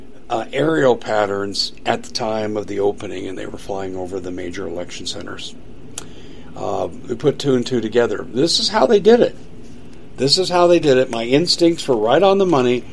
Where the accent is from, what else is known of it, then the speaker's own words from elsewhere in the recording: Colorado, United States; also born or lived in Maricopa County, Arizona; now in Arizona, United States; when I was growing up in Colorado